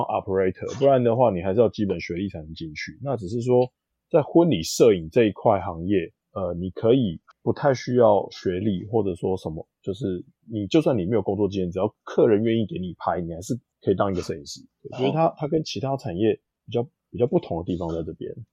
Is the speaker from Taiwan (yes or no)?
yes; Taiwan; 我其实就是从小就在台湾长大